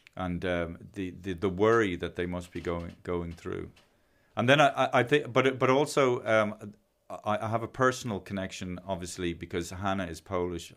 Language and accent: English; Ireland; it's an accident of birth that I'm Irish